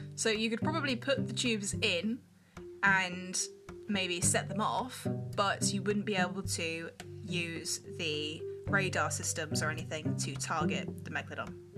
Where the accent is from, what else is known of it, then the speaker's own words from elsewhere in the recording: United Kingdom; We're British